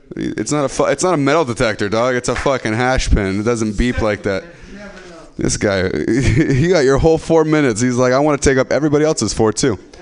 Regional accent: Stockton, California, United States; now in San Francisco, United States; I'm from Stockton. This is the 209, and I moved to San Francisco

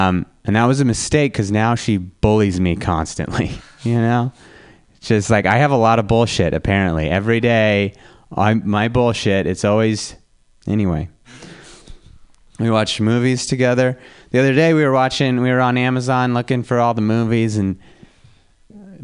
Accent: Reno, Nevada, United States; now in San Francisco, United States; I'm from Reno, Nevada.

